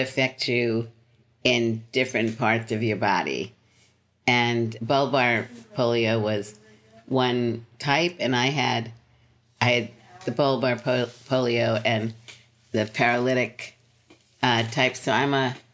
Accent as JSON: {"language": "English", "town": "New York City", "region": "New York", "country": "United States", "tie": "born or raised there", "also_born_or_lived": "Philadelphia", "moved": "as an adult", "said": "So I lived in Brooklyn until I was 25."}